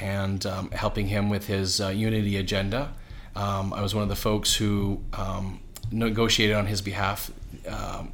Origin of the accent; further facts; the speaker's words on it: Calgary, Alberta, Canada; also born or lived in Edmonton; raised in Calgary